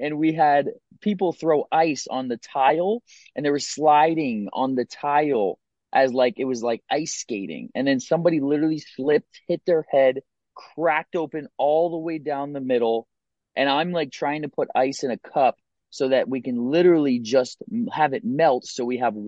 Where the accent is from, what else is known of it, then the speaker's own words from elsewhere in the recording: Pennsylvania, United States; also born or lived in Salisbury, Maryland; I'm from a small town in Pennsylvania. It's called Salersburg. I grew up there most of my life. I was born in Salisbury, Maryland.